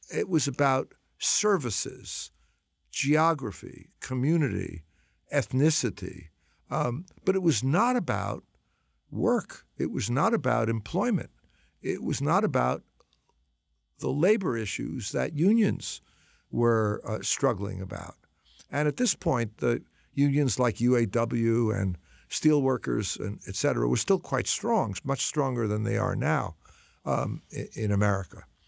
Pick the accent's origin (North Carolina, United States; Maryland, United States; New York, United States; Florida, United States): New York, United States; New York City; moved away as an adult; also born or lived in Washington Heights, Manhattan / Chicago; I'm a New Yorker. Um, I love New York. I was, grew up mostly in Brooklyn